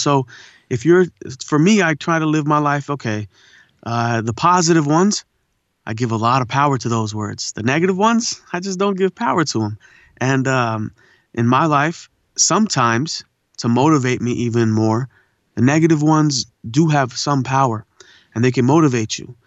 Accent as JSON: {"language": "English", "town": "La Puente", "region": "California", "country": "United States", "tie": "born or raised there", "also_born_or_lived": "India / Pomona", "said": "I was born in India, but I was raised in, uh, you know, La Puente and Pomona area"}